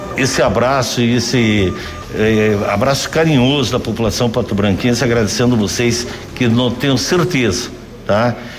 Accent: Pato Branco, Paraná, Brazil; somos natural de Pato Branco, nós amamos a nossa terra

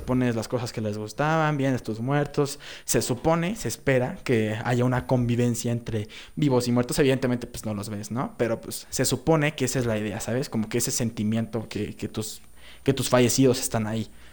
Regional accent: Mexico; Somos mexicanos, toda nuestra vida hemos estado aquí

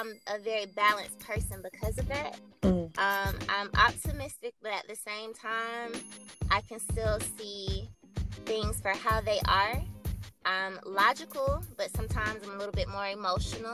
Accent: Atlanta, Georgia, United States; also born or lived in Valdosta, Georgia; I come from Atlanta, Georgia. I've lived here my whole life

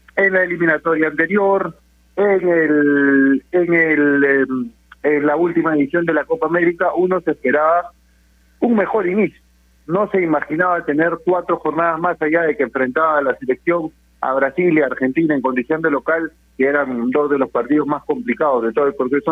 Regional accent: Peru; somos peruanos

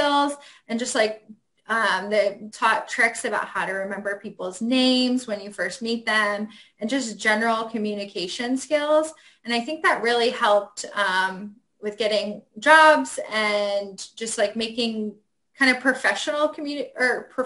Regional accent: Ohio, United States; moved away as an adult; now in Washington, D.C., United States; I went to school in Ohio. I grew up in Ohio.

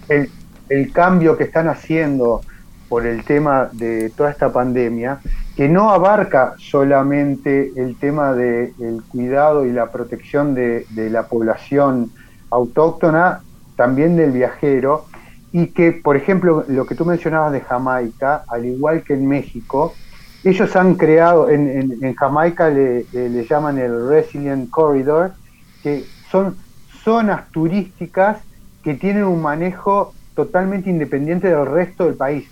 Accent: Uruguay

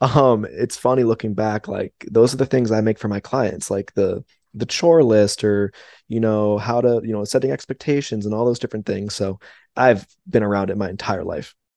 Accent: West Palm Beach, Florida, United States; I'm originally from West Palm Beach

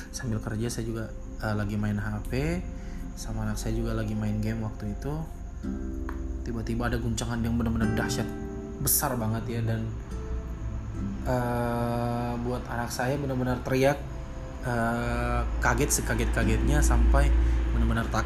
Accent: West Sulawesi, Indonesia; gempa yang kemarin melanda daerah saya tepatnya di wilayah Sulawesi Barat, kota Majene dan juga kota Mamuju.

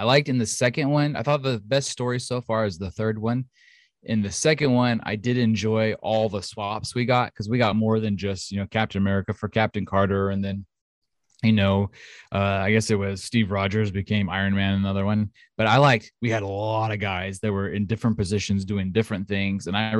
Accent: Australia; And I'm not going to do it because then you'll know that I'm Australian.

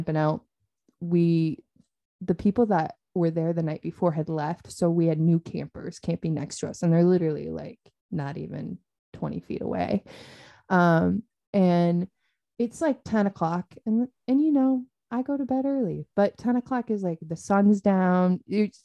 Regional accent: Chelan, Washington, United States; my hometown of Chelan because it's a big lake town

